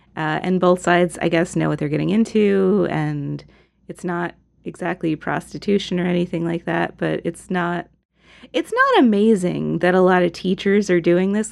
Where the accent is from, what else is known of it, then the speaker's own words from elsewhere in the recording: United States; a progressive American